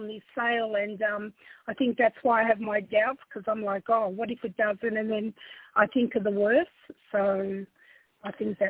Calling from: Australia; I'm from Australia. How are you?

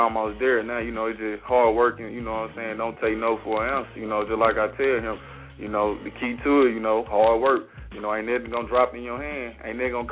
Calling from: Columbus, Mississippi, United States; I'm calling from Columbus, Mississippi.

